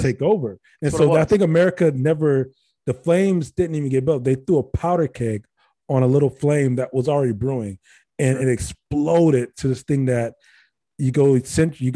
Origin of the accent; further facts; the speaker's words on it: Ohio, United States; we're from Ohio